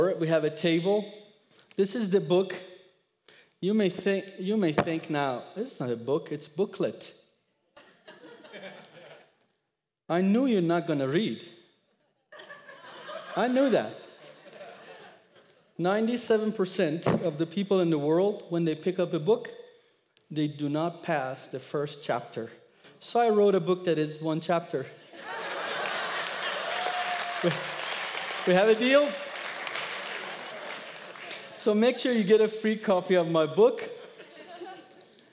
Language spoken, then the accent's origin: English; Iran; English is a second language; moved away as an adult; now in United States; I was born in Iran.